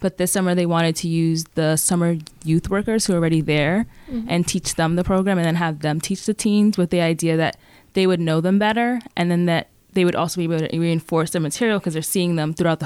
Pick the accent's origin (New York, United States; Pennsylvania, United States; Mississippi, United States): New York, United States; New York City; I'm from the Bronx.